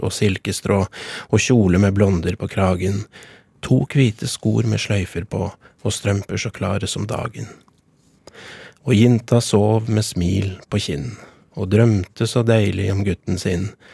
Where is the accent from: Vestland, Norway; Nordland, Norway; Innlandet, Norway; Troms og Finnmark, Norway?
Innlandet, Norway; Gjøvik; Jeg er fra Gjøvik-sida.